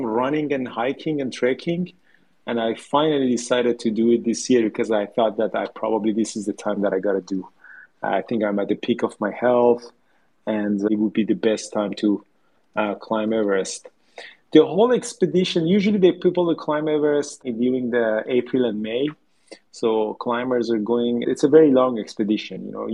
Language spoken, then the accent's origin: English; Tehran, Tehran Province, Iran; moved away as an adult; now in Canada; I grew up in Tehran in Iran